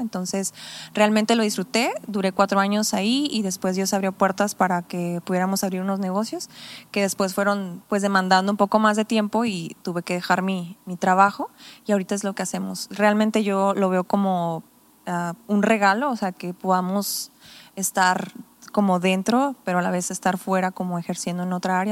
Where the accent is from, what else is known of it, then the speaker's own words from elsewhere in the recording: Tepic, Nayarit, Mexico; also born or lived in Sonora; now in Compostela, Mexico; yo nací aquí en Tepic